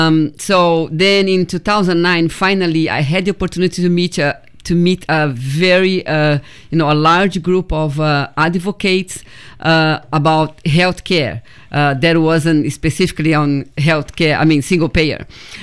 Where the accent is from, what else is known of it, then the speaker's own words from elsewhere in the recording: Brazil; moved away as an adult; also born or lived in Washington State; now in Oregon, United States; 2007, when I came to Oregon from Washington State, first I came from Brazil, I'm Brazilian.